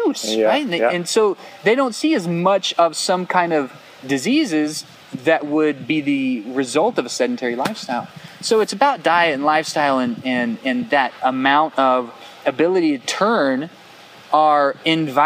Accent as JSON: {"language": "English", "region": "South Central Texas", "country": "United States", "tie": "born or raised there", "said": "I'm from South Central Texas"}